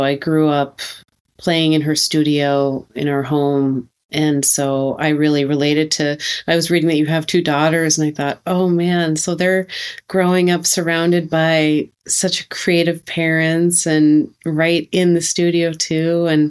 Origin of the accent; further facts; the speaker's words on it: Minnesota, United States; I'm from Minnesota